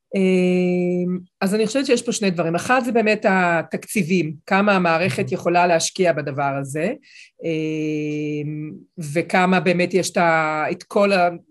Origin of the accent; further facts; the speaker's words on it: Israel; גם אני ואתה, אפילו שלצורך העניין נולדנו באותה מדינה